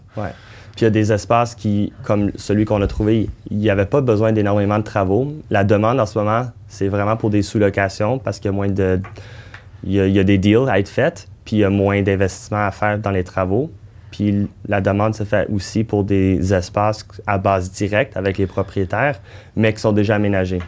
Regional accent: Montreal, Quebec, Canada; notre premier projet en tant que Montréalais

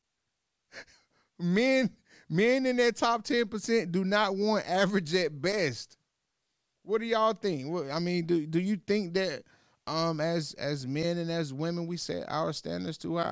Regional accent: North Carolina, United States; I'm from North Carolina

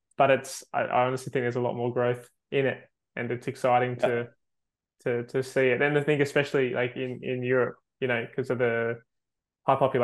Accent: Australia; I'm from Australia

